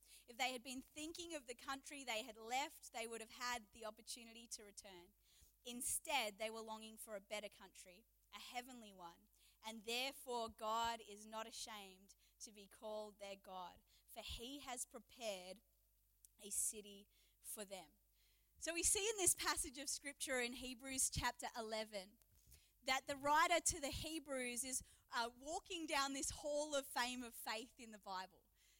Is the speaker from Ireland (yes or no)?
no; New Zealand; also born or lived in England / Adelaide; now in Geelong, Australia; I am from Geelong. And they're like, Geelong, that's weird. I lived in Adelaide. Oh, okay. Like, I was born in England. And they're like, England? I spent my childhood in New Zealand